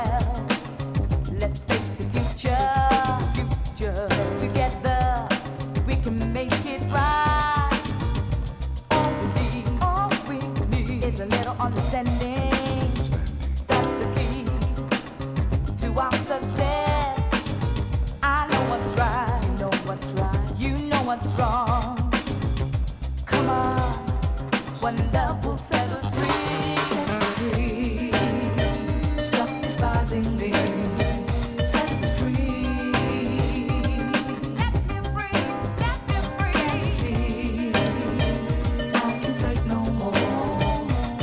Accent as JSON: {"language": "English", "town": "Stoke-on-Trent", "region": "West Midlands", "country": "United Kingdom", "said": "I am from Stoke."}